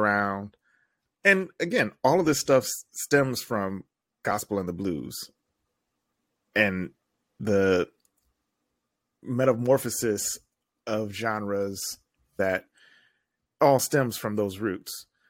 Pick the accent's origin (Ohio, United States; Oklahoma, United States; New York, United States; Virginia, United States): Ohio, United States; Toledo; born or raised there